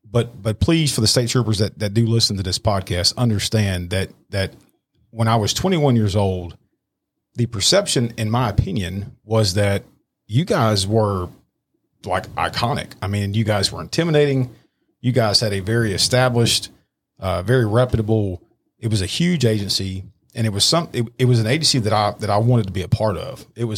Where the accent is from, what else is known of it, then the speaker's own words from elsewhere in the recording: Irving, Texas, United States; moved away as an adult; I grew up in Irving